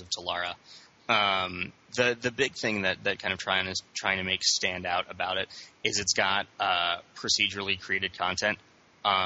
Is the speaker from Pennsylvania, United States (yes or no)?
no; Las Vegas, Nevada, United States; I grew up in Las Vegas